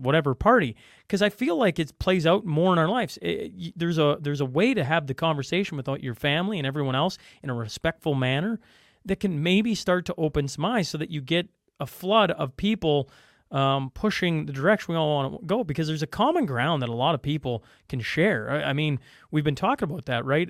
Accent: Canada; I'm Canadian.

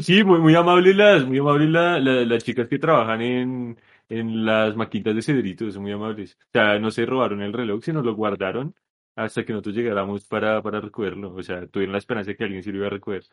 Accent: Colombia; yo como buen colombiano

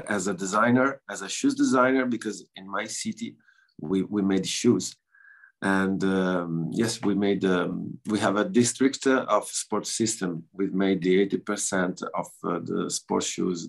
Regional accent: northeast Italy, Italy; English is a second language; also born or lived in Montebelluna; I'm from northeast Italy

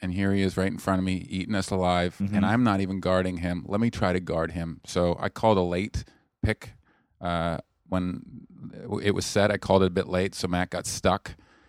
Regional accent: Canada; I'm from Canada.

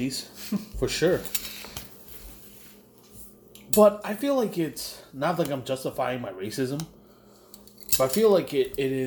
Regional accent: New York City, New York, United States; also born or lived in Queens, New York / Brooklyn, New York; when I moved here to Brooklyn from Queens, there was a lot of Koreans and Irish folk around me

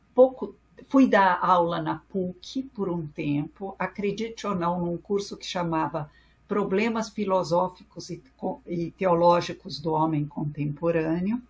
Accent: São Paulo, Brazil; first language French; Portuguese is a second language; sou primeira geração nascida no Brasil

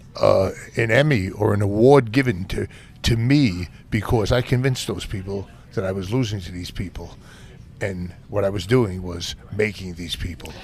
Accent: New York City, New York, United States; I grew up in Brooklyn

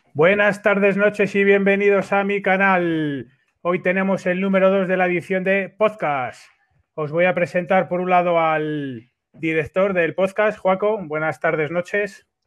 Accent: Spain; somos todos de España

